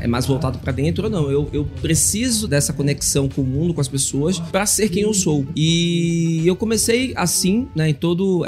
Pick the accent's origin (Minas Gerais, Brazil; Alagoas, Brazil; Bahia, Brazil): Bahia, Brazil; sou baiano, dá pra perceber, sou teropolitano